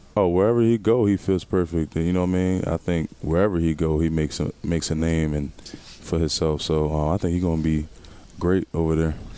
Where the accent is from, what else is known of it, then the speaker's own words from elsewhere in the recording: Philadelphia, Pennsylvania, United States; moved away as an adult; my hometown